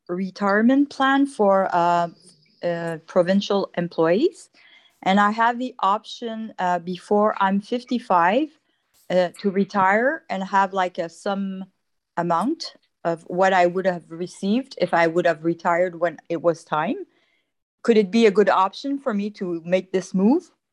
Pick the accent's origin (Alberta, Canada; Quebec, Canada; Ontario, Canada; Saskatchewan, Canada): Quebec, Canada; I'm from Quebec